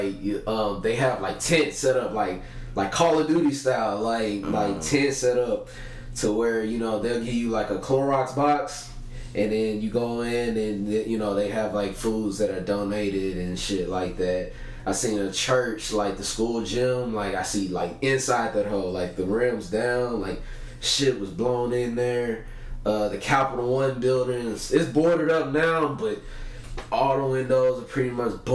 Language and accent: English; Lake Charles, Louisiana, United States; now in Texas, United States; I went out there to my hometown, Lake Charles.